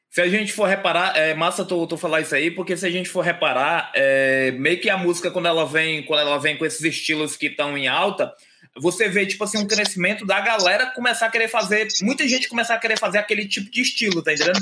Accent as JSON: {"language": "Portuguese", "town": "Fortaleza", "region": "Ceará", "country": "Brazil", "said": "eu também sou daqui de Fortaleza, a gente é de Fortaleza"}